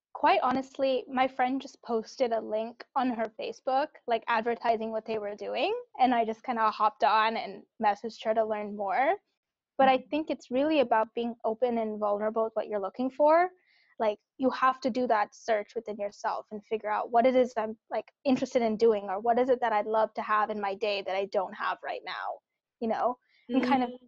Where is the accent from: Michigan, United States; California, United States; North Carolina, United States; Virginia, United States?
California, United States; Cupertino; I grew up in the Bay Area. So I grew up in Cupertino